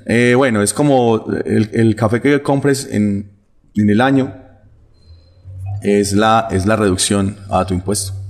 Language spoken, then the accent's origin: Spanish; Antioquia, Colombia; el consumo del tinto que conocemos como antioqueños